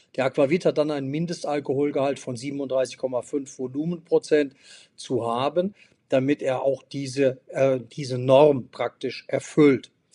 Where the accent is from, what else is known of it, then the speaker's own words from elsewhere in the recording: Hanover, Lower Saxony, Germany; mein Haus und meine Heimat in Hannover